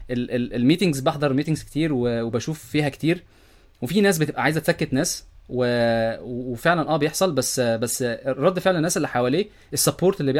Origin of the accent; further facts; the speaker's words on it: Egypt; حكايه ان انا مصري ومش عارف ايه والكلام ده كله و... والمصريين ما بيعرفوش يعملوا حاجات